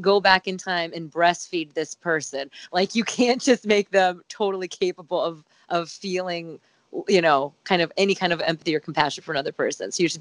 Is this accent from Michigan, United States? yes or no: no; Dayton, Ohio, United States; moved away as an adult; I'm from Dayton, Ohio